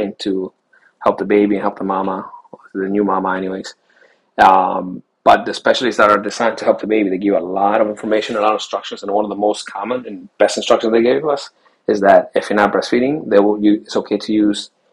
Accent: Chile; Taita is a Chilean term, because I was born in Chile, South America.

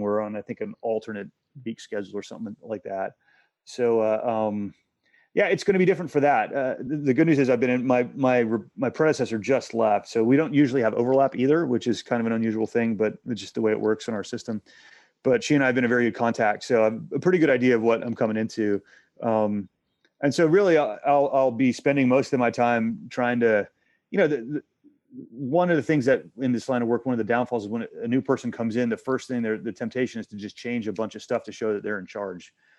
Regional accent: Texas, United States; moved away as an adult; also born or lived in Asia / Hong Kong; I'm from Texas

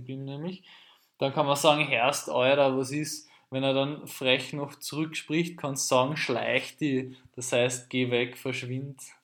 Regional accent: Austria; in Österreich, dieses Wort gibt es in Deutschland gar nicht, soweit wir wissen, das versteht niemand, ist, dass wir sagen heuer

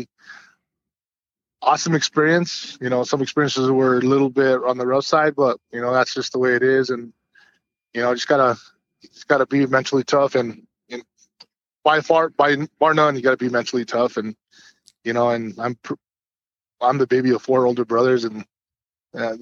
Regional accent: New Mexico, United States; I'm a native from New Mexico. Born and raised.

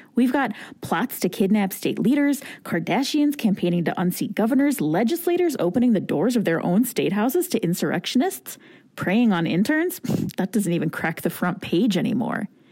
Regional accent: Alaska, United States; moved away as an adult; I was born and raised in Alaska

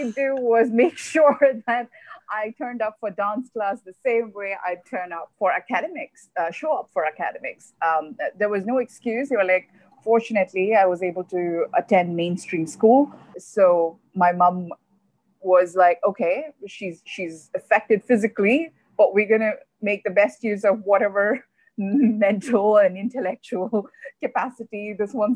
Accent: Dubai, United Arab Emirates; also born or lived in Kerala; I am originally from Kerala. That's where my parents are from. But I'm born and raised here in Dubai.

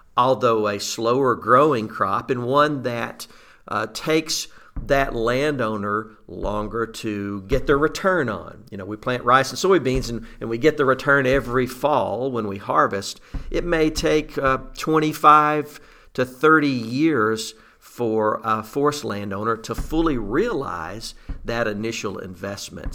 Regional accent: Southeast Arkansas, United States; I grew up in Southeast Arkansas, rice and duck country.

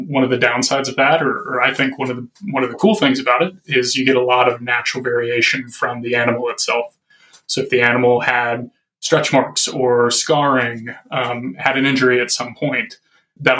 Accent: Arkansas, United States; moved away as an adult; now in Minnesota, United States; I grew up in Arkansas, moved to Minnesota about 5 years ago

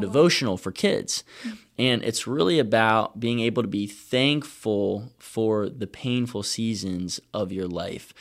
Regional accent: Virginia, United States; I'm from Virginia

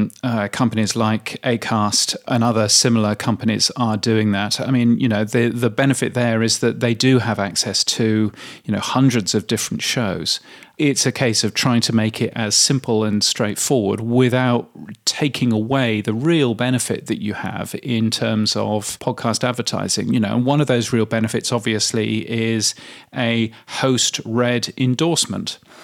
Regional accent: United Kingdom; Now, that is actually quite high as a Brit. As a Brit, we were used to 5% to 4% of the display market for radio in particular.

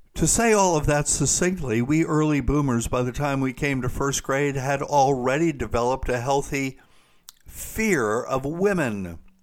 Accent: South Carolina, United States; my home state of South Carolina

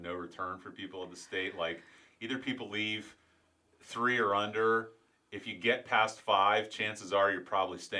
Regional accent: St. Petersburg, Florida, United States; I knew that area very well growing up in St. Pete

